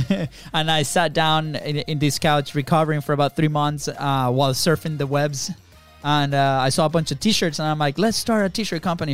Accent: Venezuela; moved away as an adult; also born or lived in Jacksonville, Florida; now in United States; we are not from the states. We're actually from Venezuela

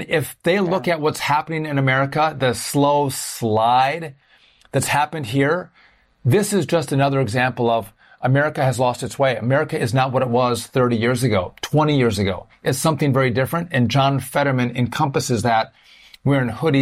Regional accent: Wisconsin, United States; I'm from Wisconsin.

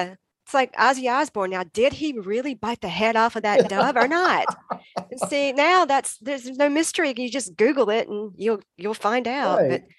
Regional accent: Greenville, North Carolina, United States; my hometown of Greenville, North Carolina.

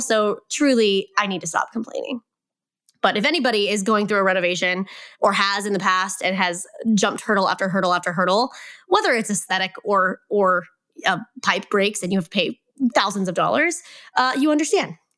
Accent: Kansas, United States; moved away as an adult; also born or lived in Hawaii; We're, we're from Kansas and we lived in Hawaii for three plus years. And this spring of twenty twenty-one, we moved back home to Kansas

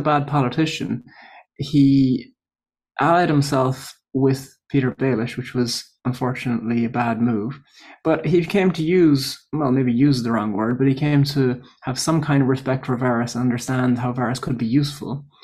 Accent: Ireland; moved away as an adult; also born or lived in Coventry, England; I'm from Ireland. But I moved to Coventry for my P H D

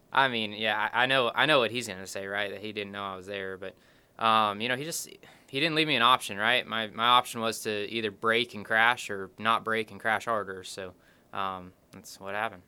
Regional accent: Norman, Oklahoma, United States; I grew up in Norman, Oklahoma, watching the Sooners

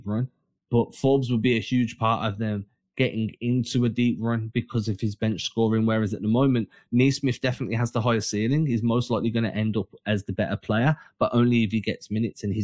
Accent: England, United Kingdom; we're English

